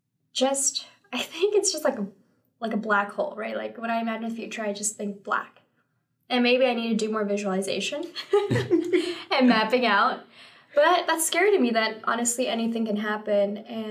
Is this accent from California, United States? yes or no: yes; San Francisco, California, United States; I grew up in San Francisco all my life. I love big city life.